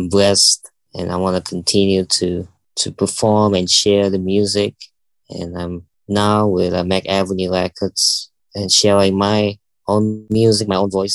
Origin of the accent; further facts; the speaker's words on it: Bali, Indonesia; also born or lived in Jakarta, Indonesia; Bali, where I was born